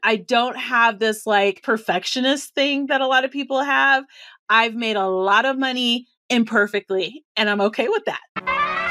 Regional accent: Colorado, United States; I'm from Colorado

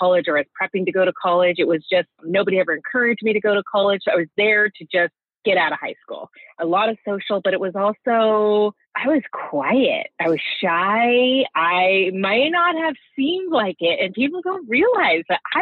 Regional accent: Santa Cruz, California, United States; growing up in Santa Cruz

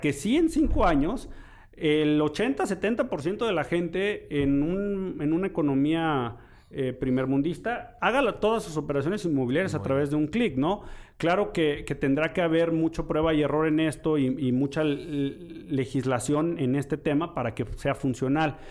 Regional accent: Mexico

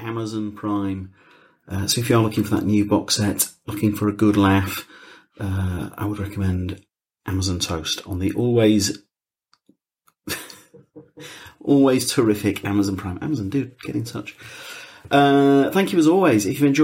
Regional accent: Yorkshire and the Humber, United Kingdom; moved away; I'm from West Yorkshire. I mean, I don't go back as much as I used to, but I'm from West Yorkshire

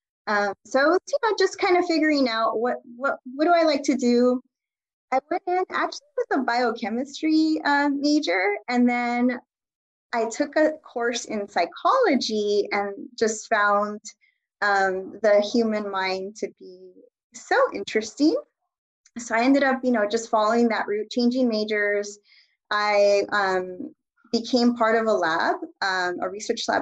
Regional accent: Los Angeles, California, United States; also born or lived in Boyle Heights, Los Angeles; I was born here I was born in Boyle Heights and I grew up in East Los Angeles.

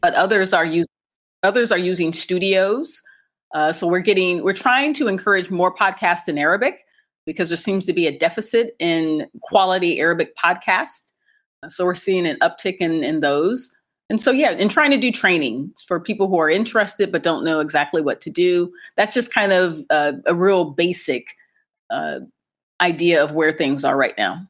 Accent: Akron, Ohio, United States; moved away as an adult; now in Cairo, Egypt; I'm American, and I grew up in the U.S., specifically in Ohio, and more specifically in Akron, Ohio, home of LeBron James

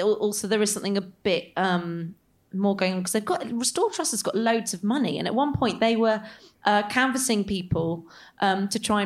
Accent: Somerset, South West England, United Kingdom; I grew up in Somerset and we used to go to Starhead the whole time.

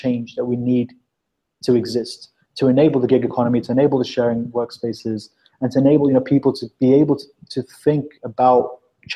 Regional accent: South Africa; now in London, United Kingdom; I was born in South Africa

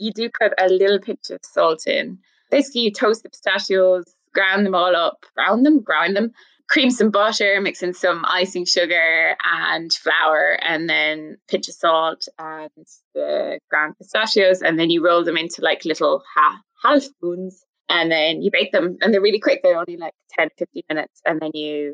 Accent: Ireland

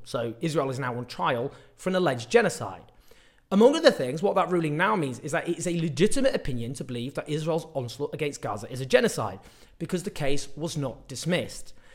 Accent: Stockport, North West England, United Kingdom; a Labour meeting in my hometown, Stockport

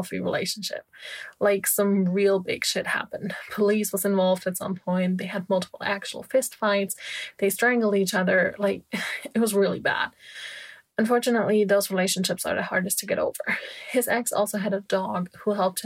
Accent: Germany; moved away as an adult; also born or lived in California; my home country, Germany

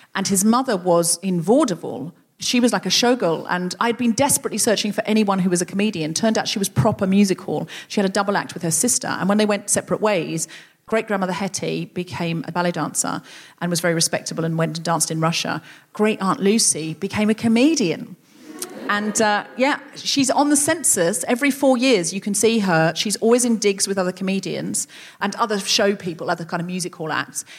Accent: Australia; moved away as an adult; now in England; I seemed Australian to people

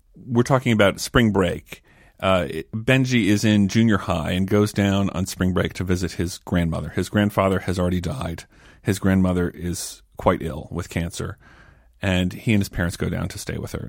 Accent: Maryland, United States; growing up in Maryland in a fairly observant, conservative household

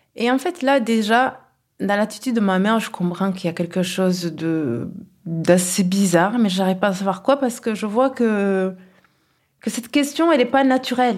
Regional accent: Kigali, Rwanda; born or raised there; now in Toulouse, France

